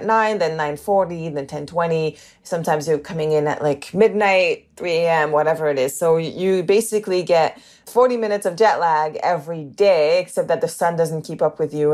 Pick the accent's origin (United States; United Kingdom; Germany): United Kingdom; the north of England; accent: northern; also born or lived in Canada; But I also grew up, you know, in the north of England.